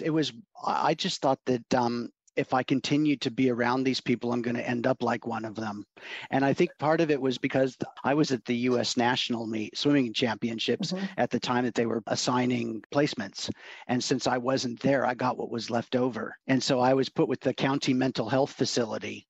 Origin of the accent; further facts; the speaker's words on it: Oregon, United States; also born or lived in Los Angeles, California / Portland, Oregon; I was born in Los Angeles, actually and when I was a year old, my folks moved up to Oregon farm area